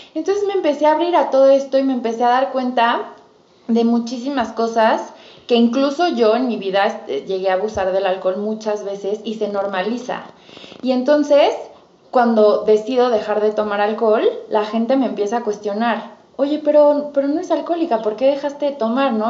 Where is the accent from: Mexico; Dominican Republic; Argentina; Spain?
Mexico; como buena cultura mexicana